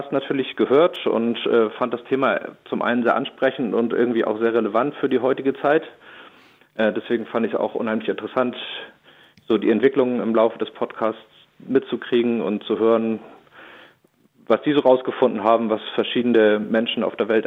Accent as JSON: {"language": "German", "region": "Schleswig-Holstein", "country": "Germany", "said": "Ich bin äh, 39 Jahre alt. Ich komme aus Schleswig-Holstein in der Nähe von Neumünster, einem kleinen Dorf"}